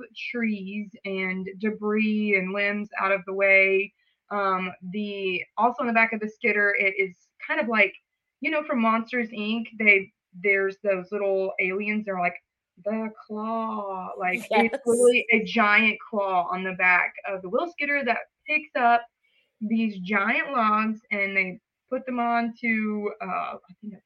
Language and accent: English; Hogansville, Georgia, United States; I'm from Hogansville, Georgia. Super small town